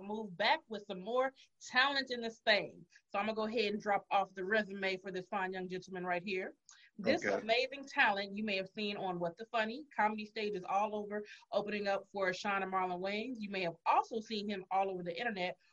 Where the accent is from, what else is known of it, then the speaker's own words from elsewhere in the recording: Los Angeles, California, United States; now in Atlanta, United States; I'm from Los Angeles, but I'm in Atlanta.